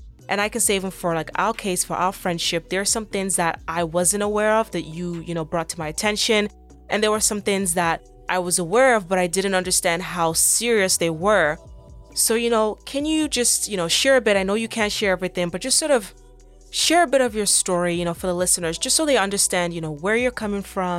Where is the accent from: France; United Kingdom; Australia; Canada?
Canada; to really like thrive and reach the amount of success that you want here in Canada without having to move to the States.